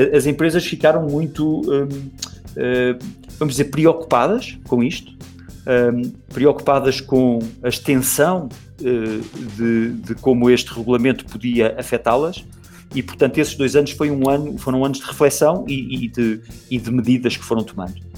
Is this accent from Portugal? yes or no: yes; Portugal; moved away as an adult; now in Brazil; sou português